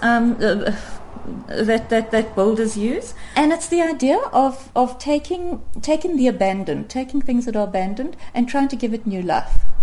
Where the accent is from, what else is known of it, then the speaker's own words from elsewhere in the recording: South Africa; such a real South African in many ways, in that I um, I have an Afrikaans father and an, and an English mother